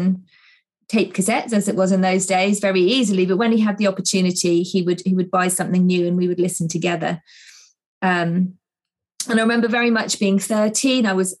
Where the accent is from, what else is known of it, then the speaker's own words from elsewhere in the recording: Zambia; Well, I was brought up in Africa most of my childhood. And my mum is Irish, my dad was Scottish, so very much grew up singing folk songs